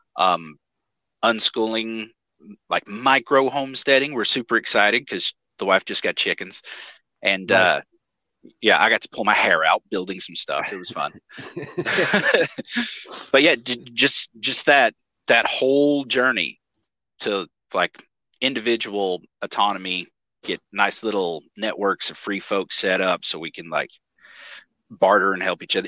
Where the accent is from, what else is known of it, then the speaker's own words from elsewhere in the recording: East Tennessee, United States; I grew up in East Tennessee